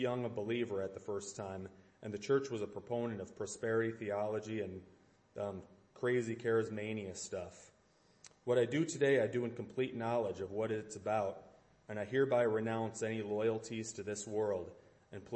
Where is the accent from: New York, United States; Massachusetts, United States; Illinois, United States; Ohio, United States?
Illinois, United States; Chicago; I was born in 1960 in Chicago